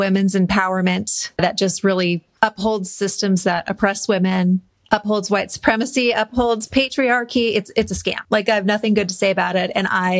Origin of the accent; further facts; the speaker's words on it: Montana, United States; also born or lived in Portland, Oregon / Doylestown, Pennsylvania / Seattle, Washington; now in Bend, United States; we're originally from Montana.